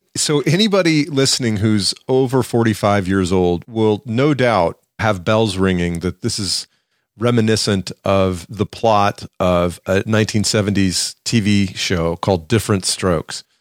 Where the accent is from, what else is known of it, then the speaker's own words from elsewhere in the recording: the South, United States; accent: southern; My southern tongue